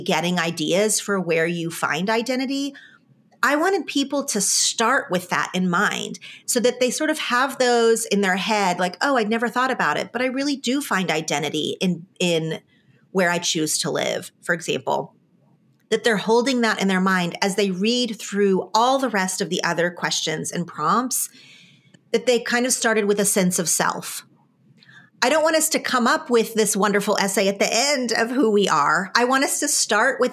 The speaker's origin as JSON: {"language": "English", "region": "Oklahoma", "country": "United States", "tie": "born or raised there", "moved": "yes", "lives_now": "California, United States", "said": "I am from Oklahoma and I choose to live in California"}